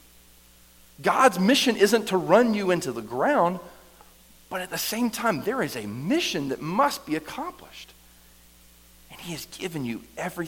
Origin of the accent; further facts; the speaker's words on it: the South, United States; I grew up here in the South